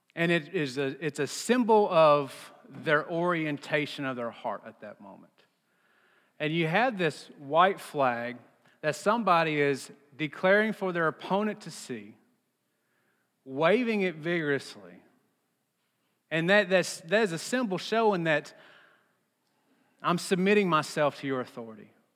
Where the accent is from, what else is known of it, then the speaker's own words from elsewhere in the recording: Texas, United States; I'm from Texas